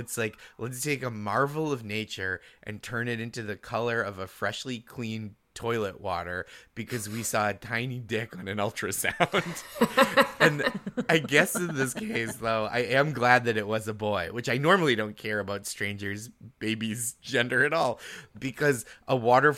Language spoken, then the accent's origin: English; Boston, Massachusetts, United States; I'm from Boston